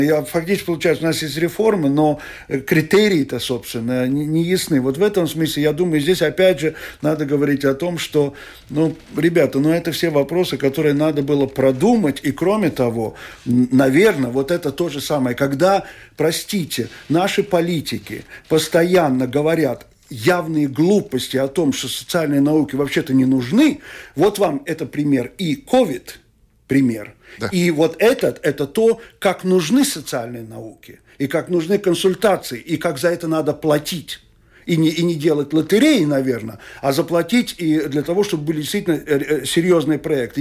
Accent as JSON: {"language": "Russian", "town": "Riga", "country": "Latvia", "tie": "born or raised there", "lives_now": "Skulte, Latvia", "said": "я человек, который родился в Риге, всю жизнь прожил в Риге"}